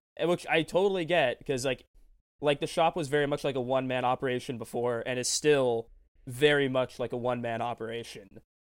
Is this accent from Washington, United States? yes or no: yes; Tacoma, Washington, United States; this shop in my hometown, Tacoma, Destiny City Comics